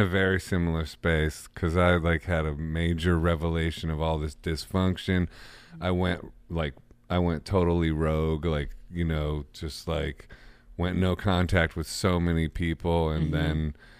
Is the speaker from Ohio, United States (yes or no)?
yes; Ohio, United States; I'm from Ohio, by the way.